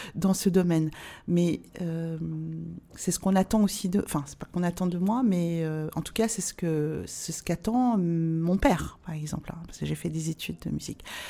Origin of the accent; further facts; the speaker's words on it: France; je suis née en France et que j'ai la nationalité française